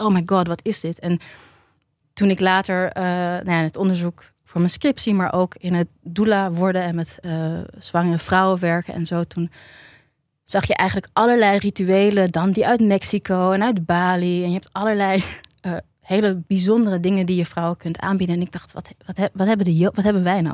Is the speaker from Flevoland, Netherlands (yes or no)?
no; Tiel, Gelderland, Netherlands; ik ben geboren in Tiel